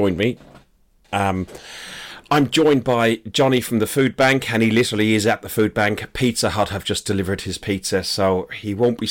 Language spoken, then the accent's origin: English; Ireland; accent: Irish; my accent is going to get very Irish